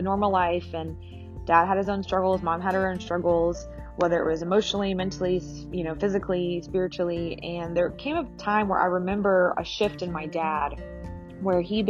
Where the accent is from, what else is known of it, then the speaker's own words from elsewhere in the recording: Alpharetta, Georgia, United States; also born or lived in Marietta, Georgia / Kenya; we moved to Alpharetta from Marietta, and my dad stayed in Marietta for a while, and then he moved to Alpharetta, not far from us. But we didn't really grow up in the church